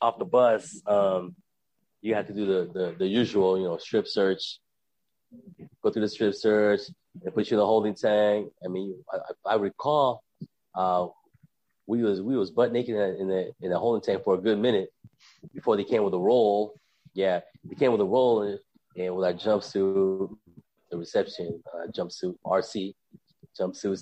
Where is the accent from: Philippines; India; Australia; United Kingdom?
Philippines; moved away; It's the Philippines